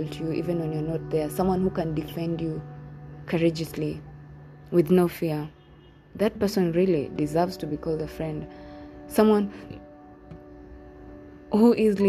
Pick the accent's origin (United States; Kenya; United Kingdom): Kenya; I'm from Kenya.